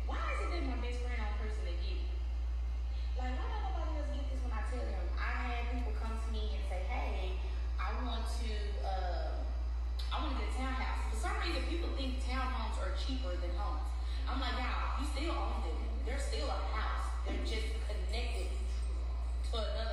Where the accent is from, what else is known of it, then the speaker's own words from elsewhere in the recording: Dallas, Texas, United States; moved away; I'm from Dallas, I don't live in Dallas.